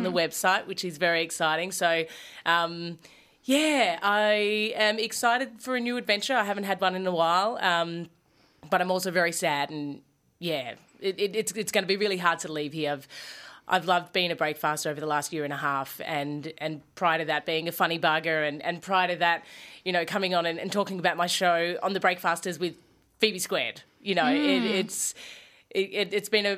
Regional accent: Melbourne, Victoria, Australia; I'm obviously from Melbourne

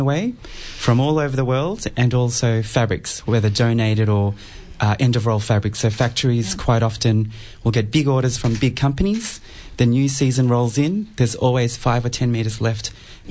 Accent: Cambodia; now in Melbourne, Australia; I was born in Cambodia

